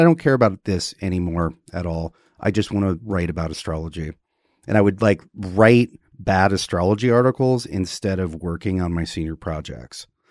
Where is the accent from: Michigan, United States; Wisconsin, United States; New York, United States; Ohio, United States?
Wisconsin, United States; growing up in Wisconsin, um, we had a creek in the backyard